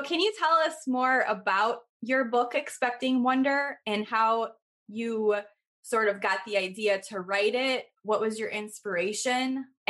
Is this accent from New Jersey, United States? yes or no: no; Chicago, Illinois, United States; I grew up on the south side near sort of Midway Airport.